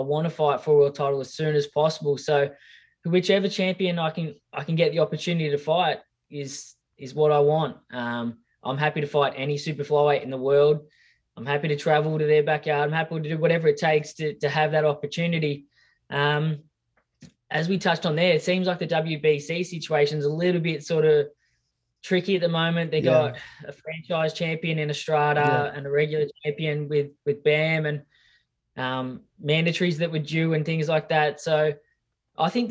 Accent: Australia; my hometown and my friends and family here in Australia.

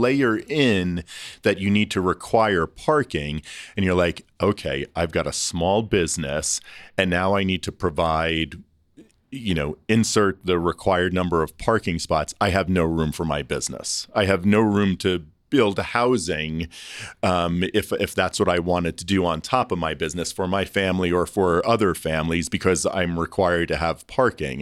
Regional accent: Long Island, New York, United States; also born or lived in Toronto; now in Denver, United States; I grew up on Long Island, so it's not the city, it's not New York

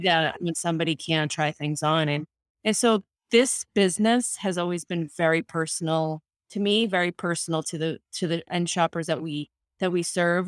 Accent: United States; first language Spanish; English is a second language; I was the first one in my family born in this country. Um, so I was born to Colombian immigrant parents who immigrated to the United States in the seventies I, my first language was Spanish, and I didn't learn English until I went to school

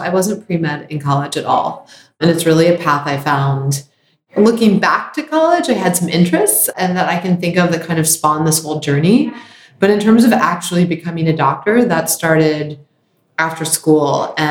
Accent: Baltimore, Maryland, United States; I grew up in Baltimore, Maryland. I'm an only child.

